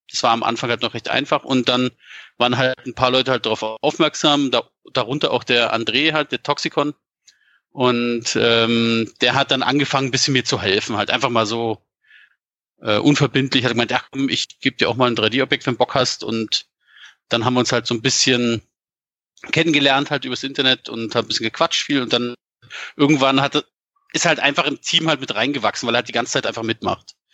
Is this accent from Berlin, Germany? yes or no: no; Frankfurt an der Oder, Brandenburg, Germany; moved away; also born or lived in Bavaria; Ursprünglich komme ich eigentlich aus, aus dem Osten, also aus Frankfurt an der Oder und bin dann irgendwie wegen Eltern halt umgezogen, halt hier nach Bayern